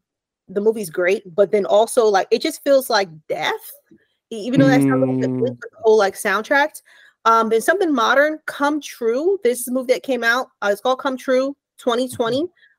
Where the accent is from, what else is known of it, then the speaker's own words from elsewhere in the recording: Yonkers, New York, United States; now in Tampa, United States; I'm from New York.